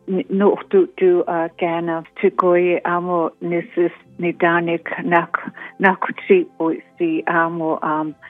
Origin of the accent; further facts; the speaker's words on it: Kainai Nation, Alberta, Canada; I'm from the Blood Tribe, otherwise known as Kainai Nation.